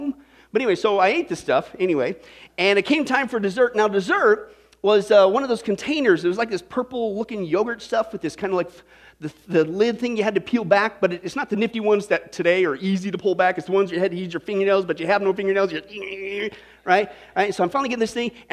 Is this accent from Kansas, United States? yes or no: yes; Kansas, United States; I grew up in Kansas